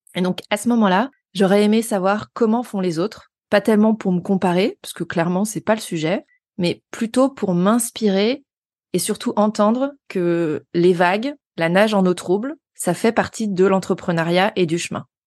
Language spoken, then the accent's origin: French; Haute-Savoie, Auvergne-Rhône-Alpes, France; now in Lyon, France; je suis originaire de Haute-Savoie